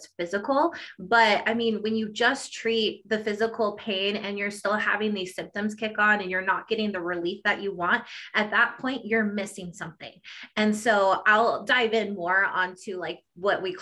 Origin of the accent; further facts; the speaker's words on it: Colorado, United States; I am from Colorado